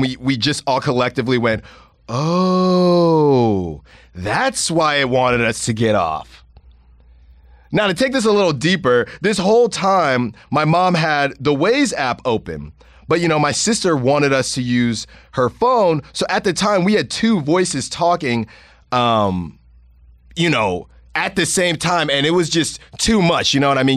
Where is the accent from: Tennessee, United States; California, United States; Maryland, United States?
California, United States; Concord; from Concord, we're from Concord